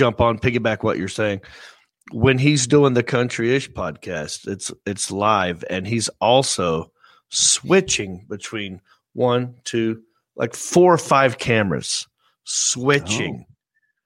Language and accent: English; Hickory, North Carolina, United States; growing up in Hickory, North Carolina